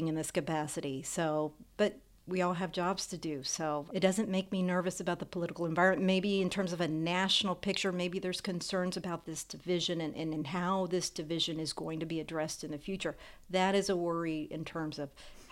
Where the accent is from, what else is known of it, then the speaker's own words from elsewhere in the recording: the South, United States; growing up in this country, I grew up in the South